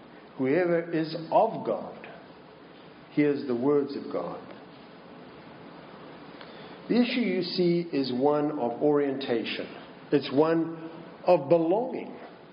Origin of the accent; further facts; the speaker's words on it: Minnesota, United States; I say, "I'm from Minnesota." Which is true, but it doesn't quite explain the accent, does it? Because it's not a Minnesotan accent either.